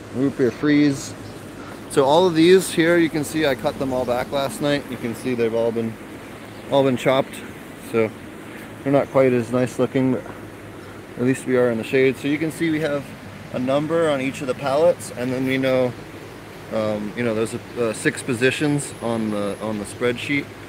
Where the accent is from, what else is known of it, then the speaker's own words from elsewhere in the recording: Philadelphia, Pennsylvania, United States; I'm from Philly. We say water.